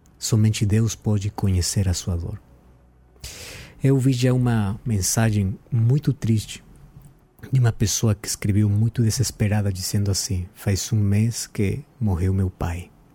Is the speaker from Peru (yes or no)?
yes; Peru; Portuguese is a second language; now in Brazil; eu sou peruano